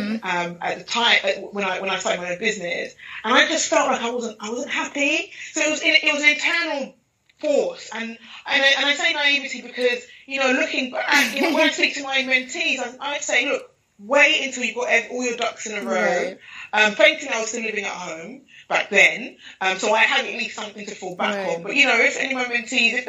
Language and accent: English; London, United Kingdom; I was born and bred, literally, in London, in East London, Hackney, Nigerian parentage